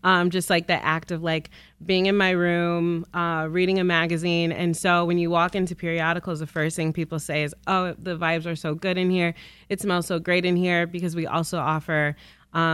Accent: Detroit, Michigan, United States; West Side, or die. I grew up primarily in Grandmont Rosedale

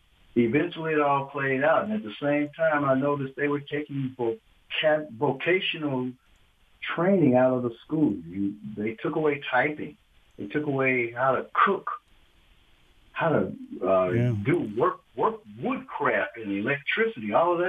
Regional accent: Flint, Michigan, United States; now in St. Clair Shores, United States; I grew up in Flint

